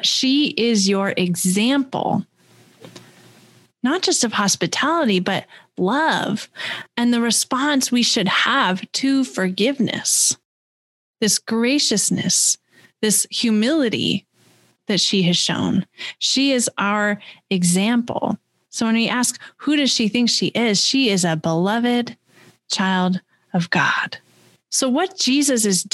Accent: West Coast, United States; moved away as an adult; also born or lived in California / Washington / Missouri; now in Wisconsin, United States; I grew up on the West Coast and in a fairly progressive area.

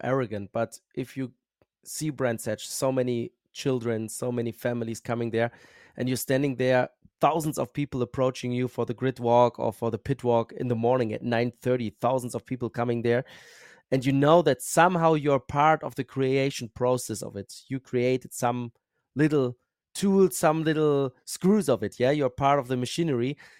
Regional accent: Bochum, North Rhine-Westphalia, Germany; accent: German; English is a second language; I'm from Germany

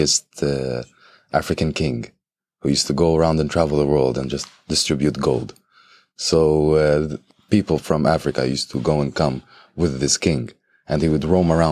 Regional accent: Jerusalem, Palestine; I am the 3rd generation of Afro-Palestinians in Jerusalem

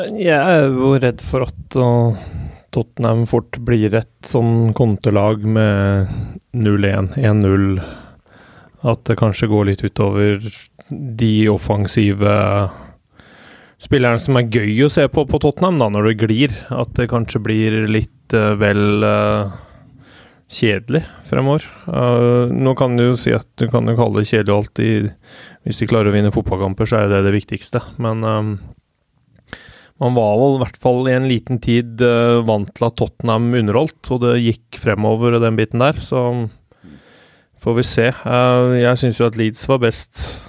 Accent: Hamar, Innlandet, Norway; jeg er fra Hamar

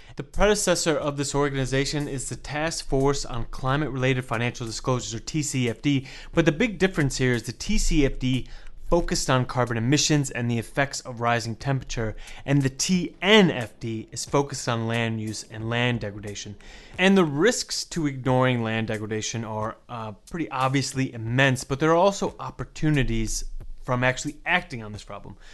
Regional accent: United States; I'm American

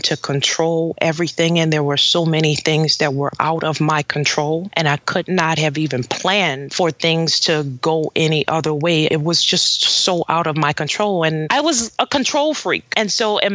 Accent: New Orleans, Louisiana, United States; I was in New Orleans, my hometown

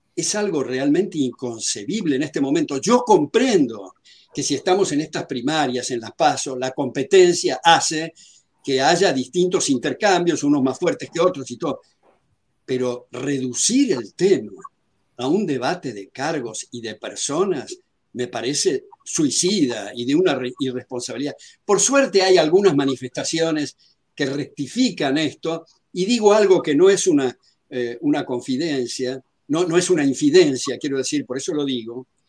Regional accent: Argentina; yo soy afroargentino

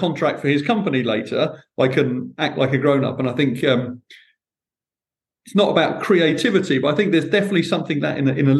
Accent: United Kingdom; I'm British

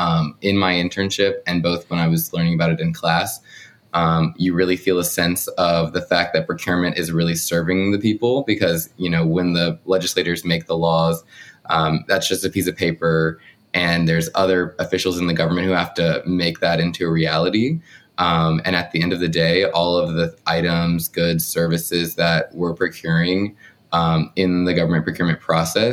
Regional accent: South Carolina, United States; moved away as an adult; now in Washington, D.C., United States; I am originally from South Carolina

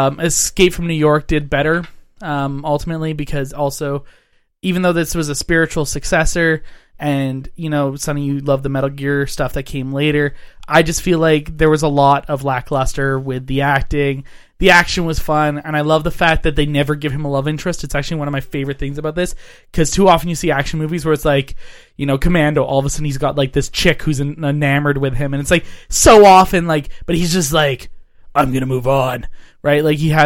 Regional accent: Canada; I'm Canadian. It's polite.

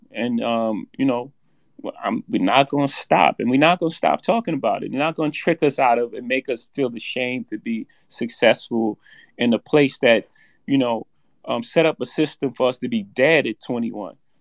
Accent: New York City, New York, United States; I come from Marcy Projects. In my first house, six fifteen Lexington Avenue, my mo-, grandmother's house

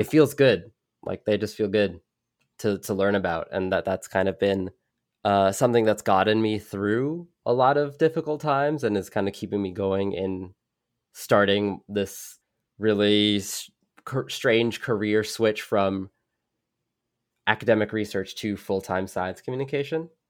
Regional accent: New York City, New York, United States; I grew up in New York City, not, like, middle of the skyscrapers

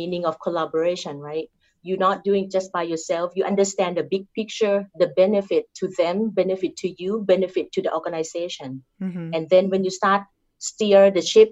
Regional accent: Thailand; accent: Thai; English is a second language; moved away; I'm Thai. I cannot change my accent to be Caucasian accent or European accent.

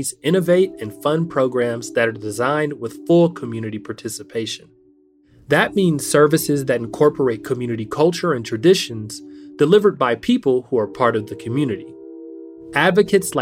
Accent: California, United States; my home state of California

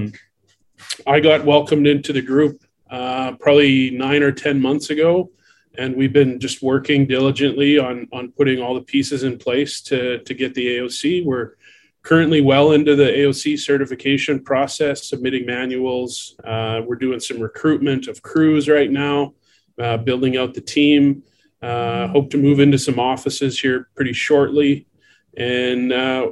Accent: just outside of Edmonton, Alberta, Canada; moved away as an adult; now in Bangkok, Thailand; grew up not far from you guys, just up in Edmonton, just outside of Edmonton. So I'm a Canadian Alberta boy.

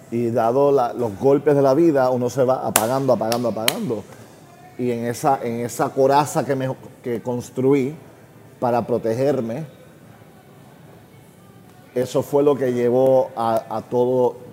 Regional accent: Puerto Rico; Recuerda, somos una familia gringa en Puerto Rico, en una época que los gringos no eran bienvenidos. Mi familia es judía, un país católico los judíos tampoco bienvenidos. Siendo un niño sin papá, en un país católico

